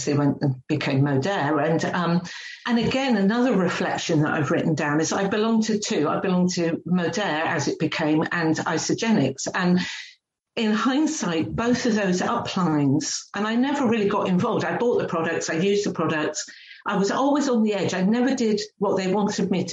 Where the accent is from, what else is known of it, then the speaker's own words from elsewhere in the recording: England, United Kingdom; moved away as an adult; now in New Zealand; I'm a real working class girl. That's how I grew up in England